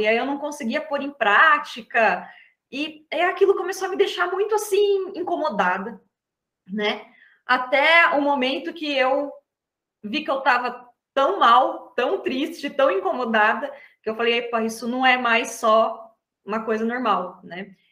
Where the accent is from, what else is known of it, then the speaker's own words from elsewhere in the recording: Atibaia, São Paulo, Brazil; sou da cidade de Atibaia, interior de São Paulo